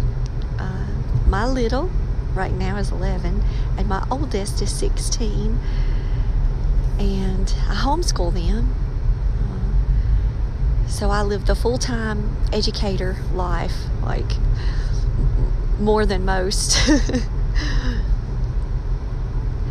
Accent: Maxton, North Carolina, United States; where I'm from a small town, Maxton. It's in Robeson County in North Carolina.

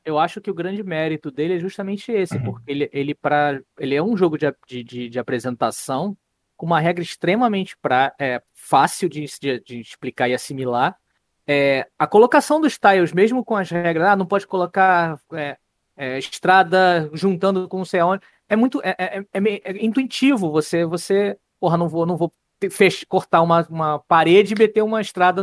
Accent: Rio de Janeiro, Brazil; Eu, como bom carioca

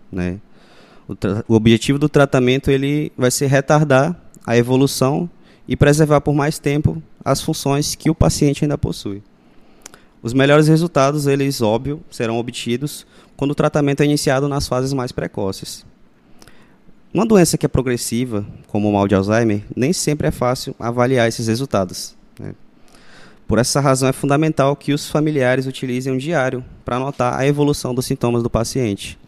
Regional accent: Rondon do Pará, Pará, Brazil; Nascido e criado em Rondon do Pará, estudei aqui, só fui embora depois que eu terminei o ensino médio

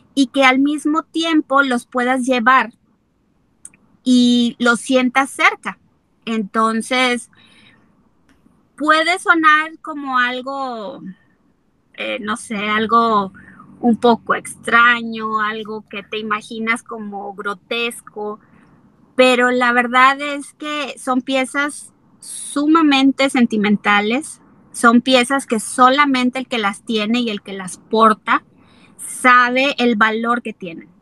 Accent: Mexico; como mexicanos, pues somos muy tradicionalistas

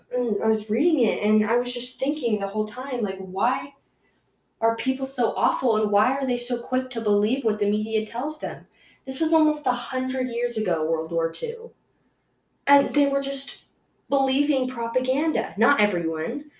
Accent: United States; I'm from America

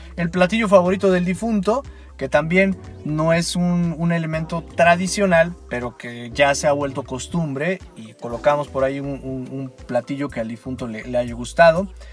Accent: Mexico; nosotros como mexicanos

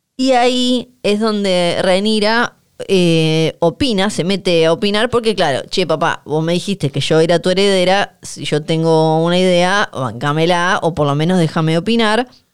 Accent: Ushuaia, Tierra del Fuego, Argentina; como somos de Ushuaia y Bariloche

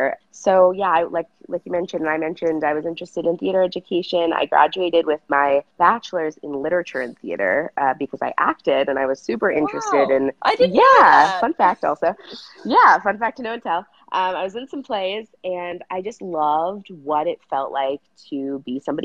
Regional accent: Los Angeles, California, United States; moved away as an adult; now in San Diego, United States; I am originally from the Los Angeles area, the San Fernando Valley. So I'm technically a Valley girl. And I lived there until I graduated college

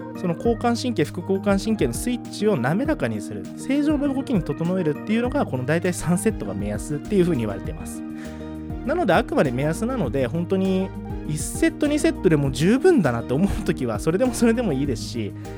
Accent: Asahikawa, Hokkaido, Japan; moved away as an adult; also born or lived in Sapporo / Iwamizawa; now in Tomakomai, Japan; 地元が旭川でその後大学で札幌で社会人では岩見沢も住みました

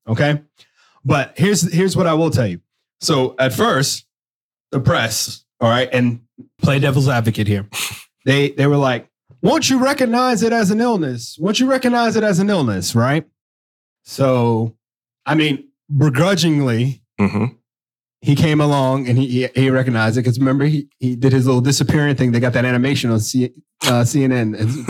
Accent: New York, United States; I'm from New York.

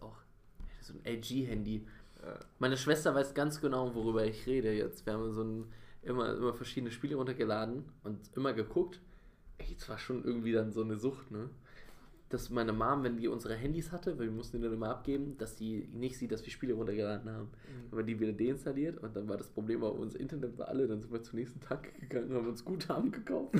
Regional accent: Bavaria, Germany; accent: Bavarian; now in Berlin, Germany; meine Kindheit in Bayern war perfekt, wirklich. Also es hätte besser nicht laufen können, weil ich einfach in so einer Blase aufgewachsen bin.

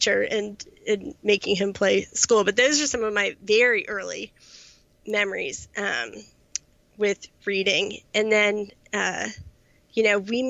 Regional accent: United States; also born or lived in Charlottesville, Virginia; I grew up generally in the Washington, D.C. suburbs

